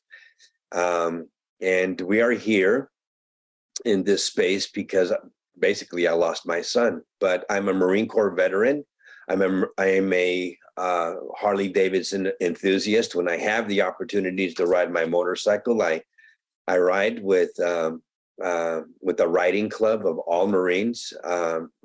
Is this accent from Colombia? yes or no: yes; Medellín, Antioquia, Colombia; now in United States; I am a Colombian American. I was born in Medellin, Colombia, and I was brought to this country in 1962.